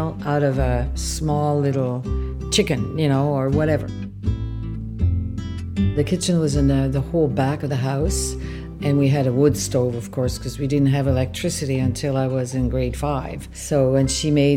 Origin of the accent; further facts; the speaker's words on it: L'Alverne, Quebec, Canada; now in Wasaga Beach, Canada; Where we lived when I was a kid, in L'Alverne, in the Gaspé coast, very small village